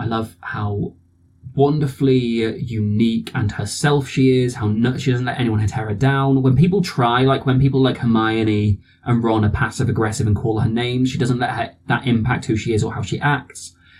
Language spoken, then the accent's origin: English; South West England, United Kingdom; so I grew up in the Southwest, so everybody I grew up around talks a bit like this.